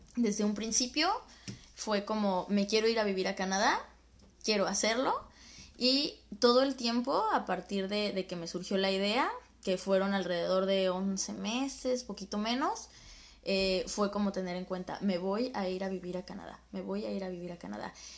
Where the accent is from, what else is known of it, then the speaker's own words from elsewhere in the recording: Guadalajara, Jalisco, Mexico; moved away; caminaba en Guadalajara, de donde soy